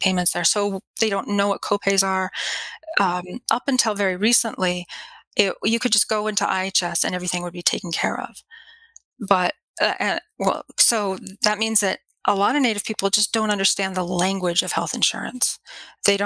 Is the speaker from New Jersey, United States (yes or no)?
no; New Mexico, United States; I never lived in Lawton. I don't live in Oklahoma. I'm from New Mexico